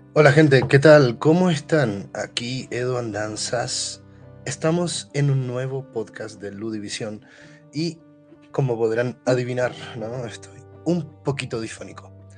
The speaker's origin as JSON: {"language": "Spanish", "country": "Chile", "said": "yo como chileno pertenezco al país que tiene la más grande colonia palestina en el mundo"}